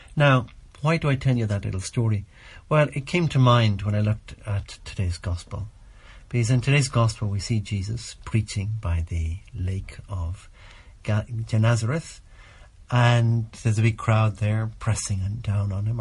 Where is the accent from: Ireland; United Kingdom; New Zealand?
Ireland; here in my home country and here in Ireland